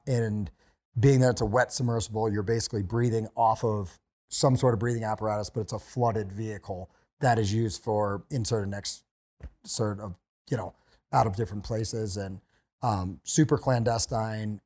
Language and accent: English; Pennsylvania, United States; moved away as an adult; also born or lived in West Virginia / Montana / North Idaho / Hawaii; I grew up in Pennsylvania, and then I went to college in West Virginia